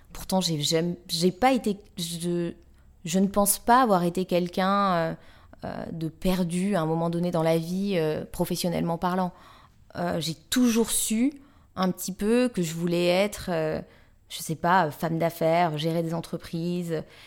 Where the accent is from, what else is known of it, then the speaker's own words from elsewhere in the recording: Paris, Île-de-France, France; je suis euh, née ici, j'ai grandi ici, je suis amoureuse de Paris